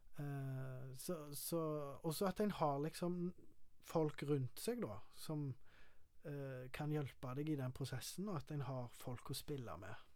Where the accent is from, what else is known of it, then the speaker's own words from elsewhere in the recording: Karmøy, Rogaland, Norway; Jeg er fra Karmøy